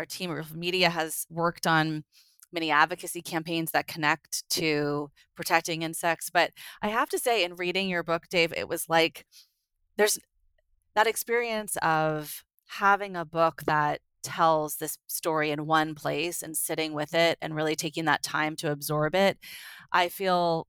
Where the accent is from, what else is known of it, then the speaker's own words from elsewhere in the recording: San Francisco Bay Area, California, United States; also born or lived in New Jersey; I grew up in the San Francisco Bay Area, but spent all my summers in New Jersey